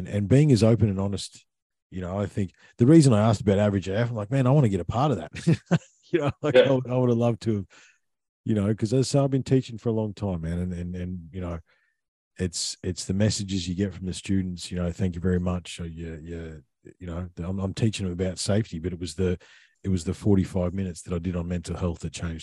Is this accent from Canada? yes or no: no; Australia